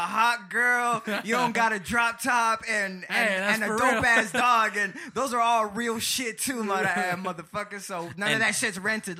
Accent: Egypt; because like I said, I'm from Egypt, and you know it's an Egyptian name.

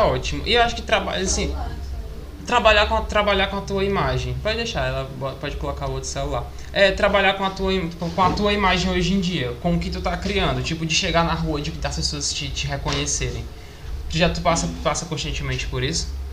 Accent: Maracanaú, Ceará, Brazil; eu sou de Maracanã

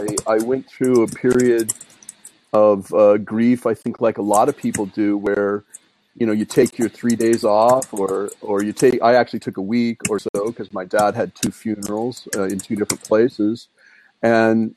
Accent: Brigham City, Utah, United States; also born or lived in Ogden, Utah; I grew up in Brigham City

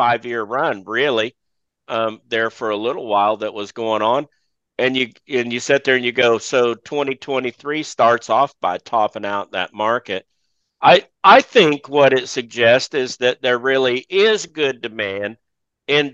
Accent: Texas, United States; my home state of Texas

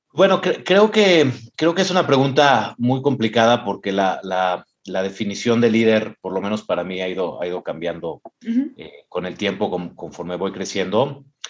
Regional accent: Mexico; moved away; soy mexicano, he vivido en, tres países, incluyendo México

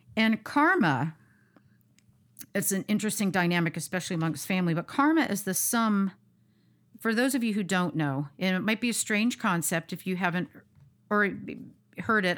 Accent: United States; born American

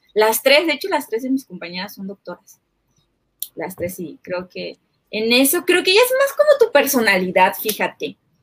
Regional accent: Chiapas, Mexico; somos de Chiapas

